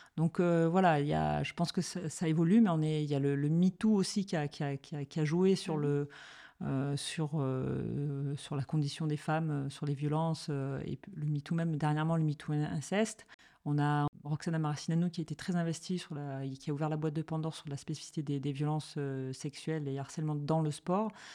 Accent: Marseille, Provence-Alpes-Côte d'Azur, France; j'ai grandi à Marseille

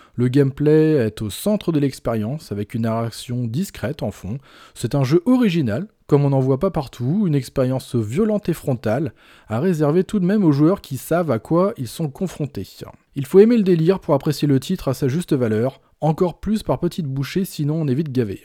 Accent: Brittany, France; Par chez nous, en Bretagne

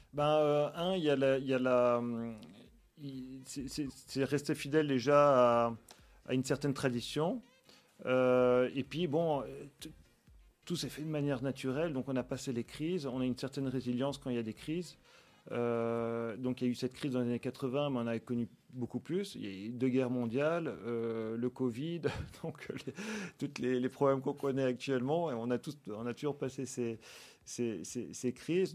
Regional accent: Nice, Provence-Alpes-Côte d'Azur, France; moved away as an adult; also born or lived in Villefranche-sur-Mer / Paris; now in Belgium; Je, suis né, j'ai grandi à Nice

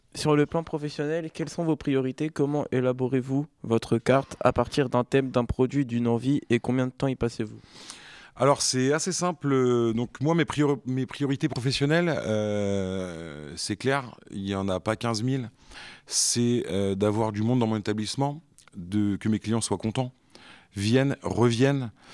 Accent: Béthisy-Saint-Pierre, Hauts-de-France, France; also born or lived in San Diego, United States / Dublin, Ireland / Compiègne; je suis originaire de Béthisy, donc c'est pas très loin, c'est une quinzaine de kilomètres

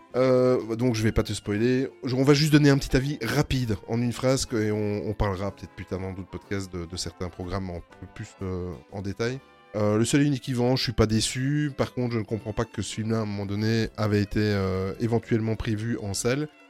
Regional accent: Belgium; on est belge

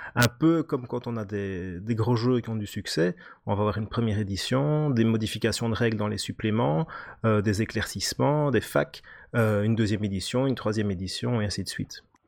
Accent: Belgium; accent: Belgian; là on entend que je suis belge

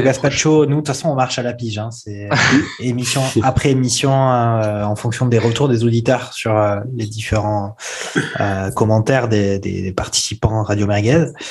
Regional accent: France; Quand on est français

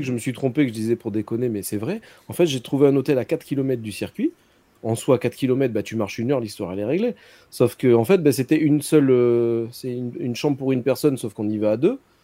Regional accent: south of France, France; now in Monaco; Je suis du Sud.

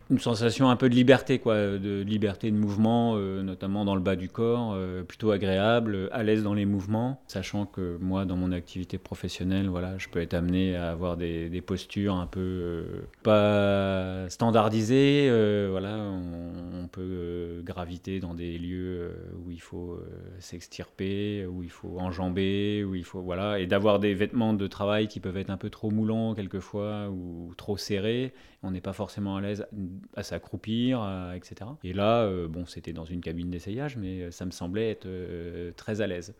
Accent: France; also born or lived in Morlaix; chez nous en France

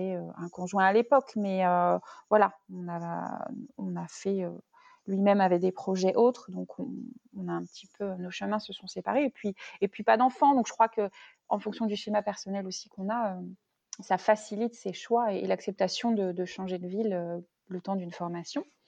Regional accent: Rennes, Brittany, France; moved away as an adult; also born or lived in Nantes / Paris; je suis originaire de la, région rennaise, on va dire, donc bretonne. Donc j'ai grandi à Rennes

